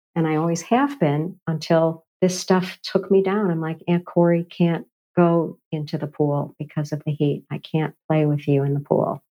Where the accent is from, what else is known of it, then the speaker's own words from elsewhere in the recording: Chicago, Illinois, United States; moved away; I've come back to Chicago, my hometown